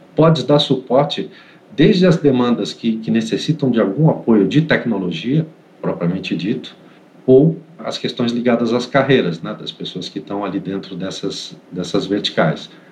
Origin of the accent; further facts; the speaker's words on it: Santos, São Paulo, Brazil; moved away as an adult; now in Greater São Paulo, Brazil; eu sou de Santos, mas já moro há muitos anos aqui na Grande São Paulo.